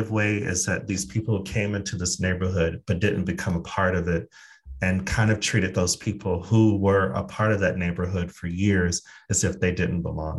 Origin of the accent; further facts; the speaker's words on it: Phoenix, Arizona, United States; I'm from Phoenix, Arizona.